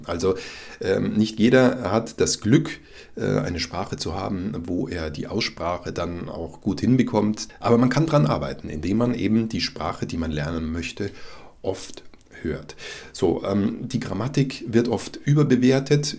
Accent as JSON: {"language": "German", "country": "Germany", "said": "als Deutscher"}